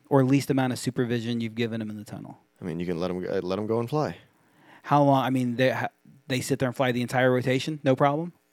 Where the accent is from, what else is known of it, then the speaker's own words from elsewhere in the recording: Japan; now in United States; I, I grew up a lot in Japan, and so that's all I knew. And then I moved back to America